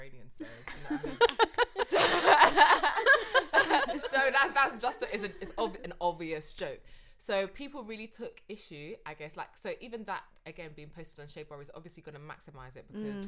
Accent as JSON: {"language": "English", "region": "London", "country": "United Kingdom", "tie": "born or raised there", "said": "I'm actually from South London"}